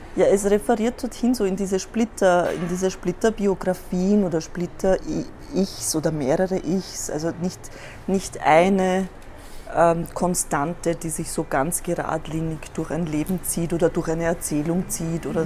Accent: Korneuburg, Lower Austria, Austria; moved away as an adult; also born or lived in Vienna, Austria; now in Berlin, Germany; ich bin leider in Korneuburg geboren und nicht in Wien

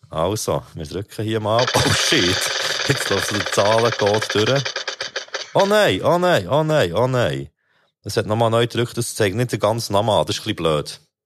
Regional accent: Bern, Switzerland; ich als Berner

